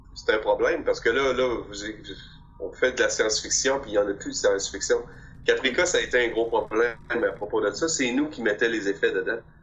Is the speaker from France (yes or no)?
no; Quebec, Canada; j'ai grandi à Québec